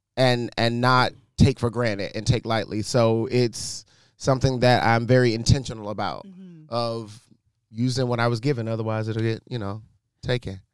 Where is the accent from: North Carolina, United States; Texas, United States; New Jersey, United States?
North Carolina, United States; moved away as an adult; now in New York, United States; I grew up in North Carolina